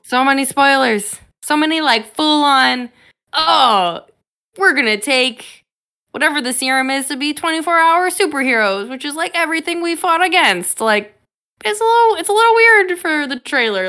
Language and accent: English; Chicago, Illinois, United States; my hometown, Chicago